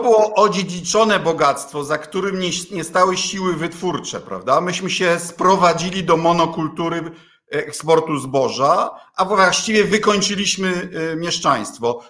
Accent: Kuyavian-Pomeranian Voivodeship, Poland; u nas w szeroko pojętej Wielkopolsce. Bydgoszcz była zasobnym miastem

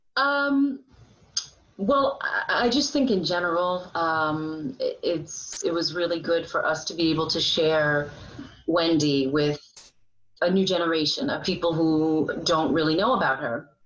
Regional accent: Monticello, New York, United States; also born or lived in Liberty, New York; I I was born and raised in Sullivan County

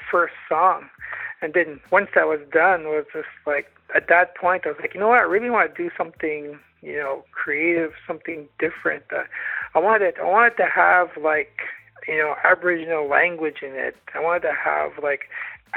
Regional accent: Canada; now in Ottawa, Canada; I'm from the Algonquin Nation, Loon Clan.

